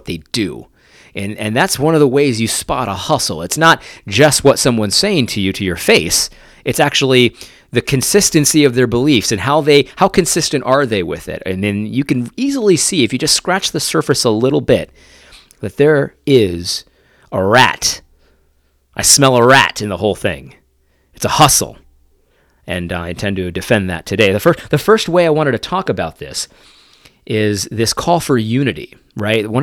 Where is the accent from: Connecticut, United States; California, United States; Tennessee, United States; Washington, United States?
Connecticut, United States; also born or lived in New York; I grew up in Connecticut for the most part.